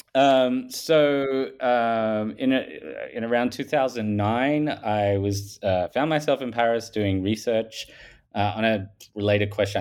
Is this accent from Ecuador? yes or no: no; Australia; accent: Paul Hogan style; I'm from Australia. If people haven't picked that up from my um, Paul Hogan style accent